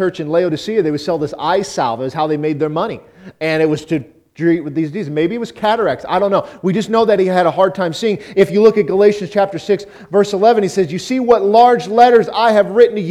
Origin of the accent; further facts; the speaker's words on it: Auburn, Nebraska, United States; I grew up in Auburn, Nebraska